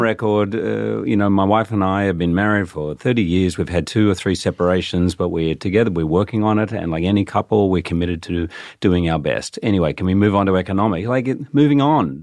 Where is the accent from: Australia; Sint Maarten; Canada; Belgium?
Australia; I'm actually Australian